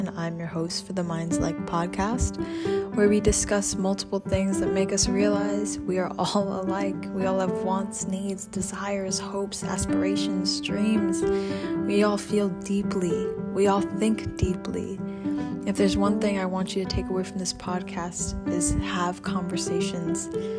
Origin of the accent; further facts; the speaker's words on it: New York City, New York, United States; I feel like, as a New Yorker, like, hearing that story always makes me more thankful